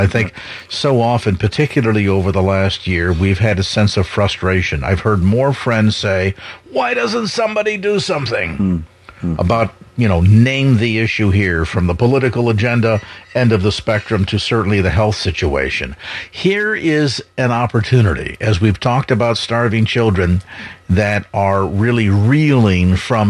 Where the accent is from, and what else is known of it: South San Francisco, California, United States; born or raised there